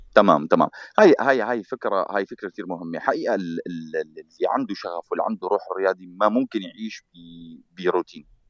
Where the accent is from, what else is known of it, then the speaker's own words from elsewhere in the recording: Syria; moved away as an adult; انا يوم اللي طلعت من سوريا